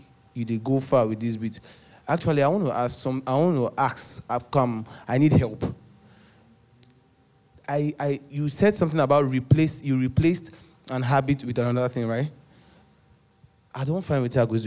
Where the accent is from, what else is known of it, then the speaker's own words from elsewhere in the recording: Lagos, Nigeria; I grew up in Ajegunle on the mainland.